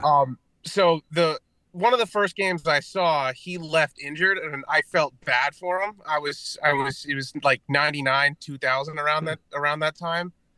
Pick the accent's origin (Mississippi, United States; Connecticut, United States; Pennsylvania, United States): Connecticut, United States; I'm from Connecticut